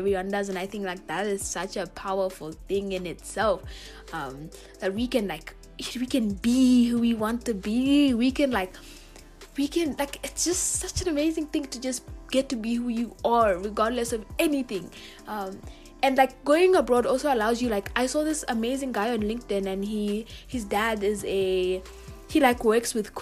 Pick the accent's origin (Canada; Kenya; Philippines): Kenya; first language Swahili; English is a second language; moved away as an adult; I went abroad as a Kenyan and I lived.